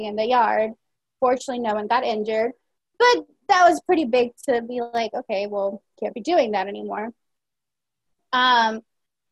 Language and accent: English; San Pedro Sula, Cortés, Honduras; also born or lived in United States; now in Virginia, United States; I was born in San Pedro Sula in Honduras